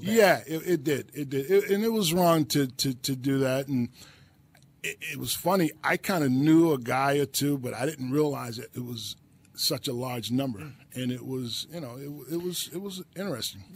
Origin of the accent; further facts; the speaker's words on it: New Jersey, United States; I'm from Jersey